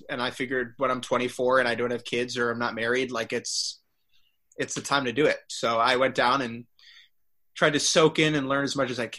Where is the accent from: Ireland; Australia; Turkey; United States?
United States; growing up in America